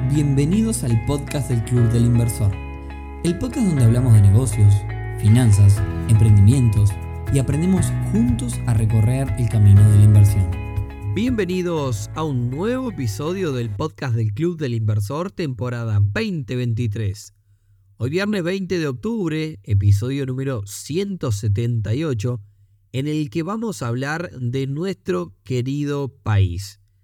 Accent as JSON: {"language": "Spanish", "country": "Uruguay", "said": "los costos que tenemos para producir aquí en Uruguay"}